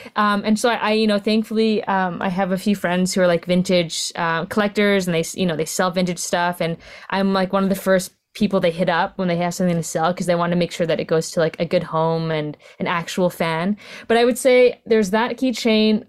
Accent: Vancouver, British Columbia, Canada; I'm Filipino Canadian, was born in Vancouver, my sec-, second generation Canadian

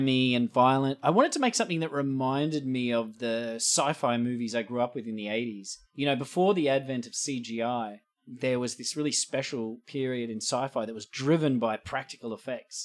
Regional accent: Australia; moved away as an adult; now in Los Angeles, United States; being an Australian, coming from a country where we have a sensible attitude about guns

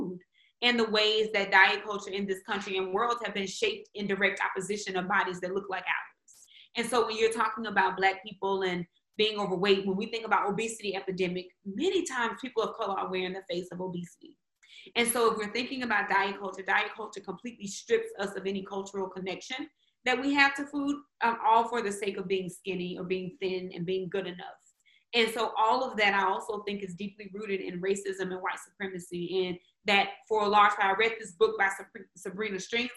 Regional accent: Mississippi, United States; now in Austin, United States; I'm from Mississippi, and I say that because sometimes I tie things back to my upbringing

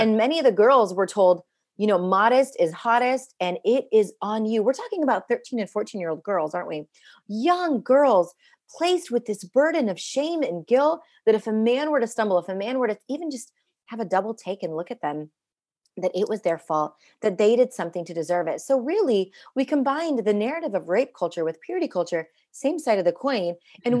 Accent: India; now in United States; I'm an Indian immigrant woman living in the United States

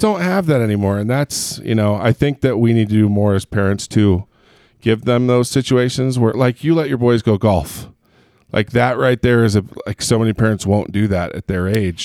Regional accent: Southern California, United States; I grew up in Southern California

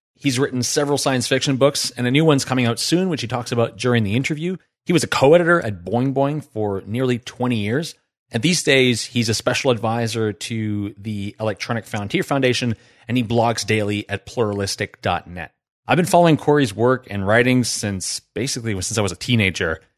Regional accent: New Brunswick, Canada; I grew up in New Brunswick

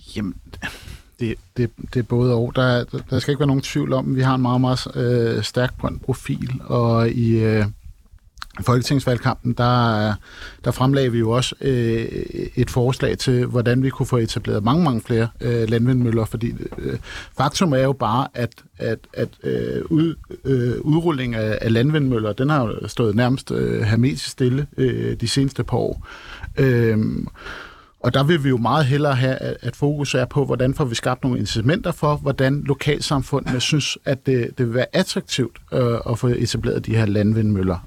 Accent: Copenhagen, Capital Region of Denmark, Denmark; som københavner

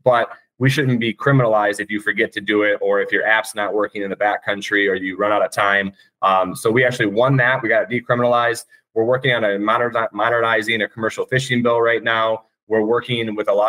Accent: Michigan, United States; when I was a kid growing up in Michigan

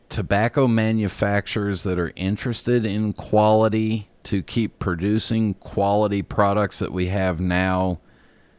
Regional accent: West Coast, United States; I grew up on the West Coast

